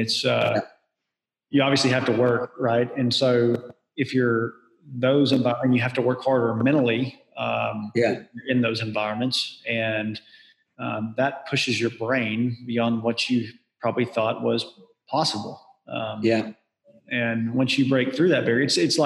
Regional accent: Southern U.S., United States; I grew up in the Southern U.S.

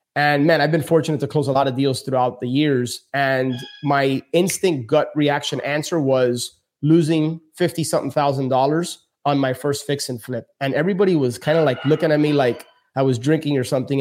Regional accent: Miami, Florida, United States; born and raised in Miami, my parents are from Cuba

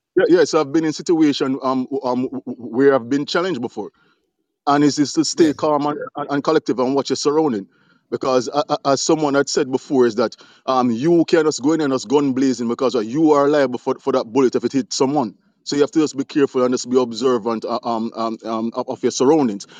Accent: Jamaica; now in United States; I'm from Jamaica. I'm here in the US.

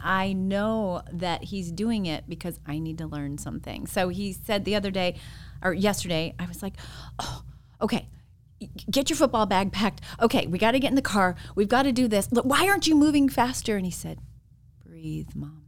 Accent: Phoenix, Arizona, United States; I grew up in Arizona.

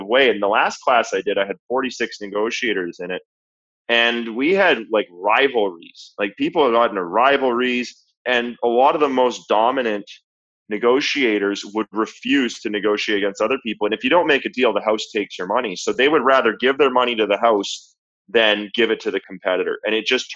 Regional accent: Canada; I'm from Canada

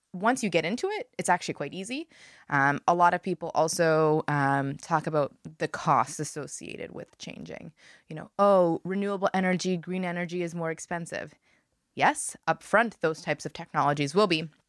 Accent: Montreal, Quebec, Canada; moved away as an adult; I grew up in Montreal, and I moved here when I was eighteen

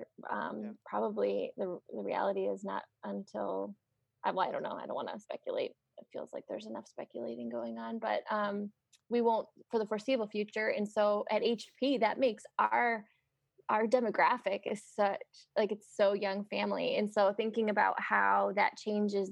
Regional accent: United States; my freedom as an American

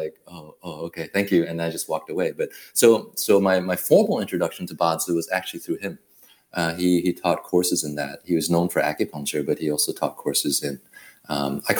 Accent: Taiwan; moved away; also born or lived in Berkeley, California; I was born in Taiwan.

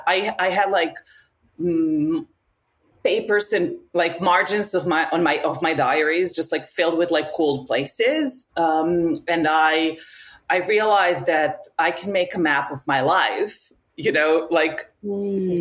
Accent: Novi Sad, Vojvodina, Serbia; moved away as an adult; now in Paris, France; I am originally from Novi Sad in Serbia, and I've been living here for the last 12 years. Um, and yeah, I'm in Paris.

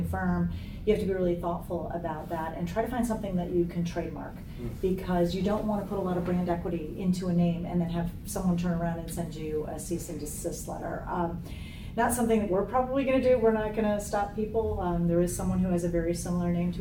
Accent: Rockford, Illinois, United States; I'm from a small town in Illinois called Rockford, Illinois, and it's 90 miles northwest of Chicago

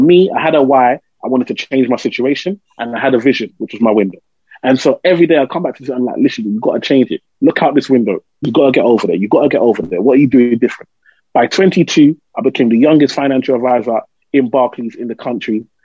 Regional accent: London, United Kingdom; I grew up in Tower Hamlets, East London

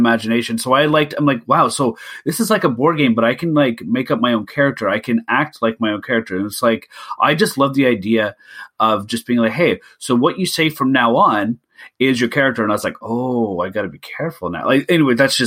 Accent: Canada; being Canadian

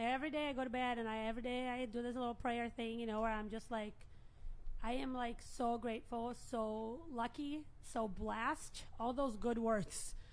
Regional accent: Brazil; now in United States; I'm from Brazil

